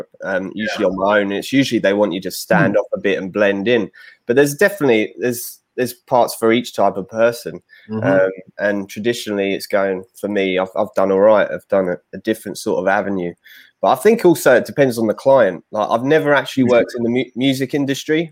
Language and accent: English; London, United Kingdom; accent: London; So I'm obviously English. You can tell by my accent from London.